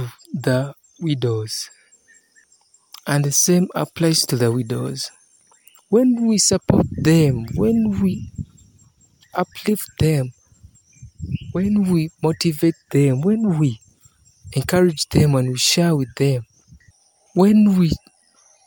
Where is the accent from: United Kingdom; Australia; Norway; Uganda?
Uganda; from Uganda, East Africa.